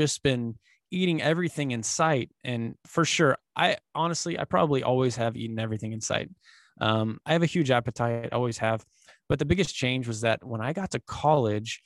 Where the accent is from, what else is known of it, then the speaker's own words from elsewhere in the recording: Dallas-Fort Worth area, Texas, United States; I was born and raised here in the, just outside of the Dallas-Fort Worth area down here in Texas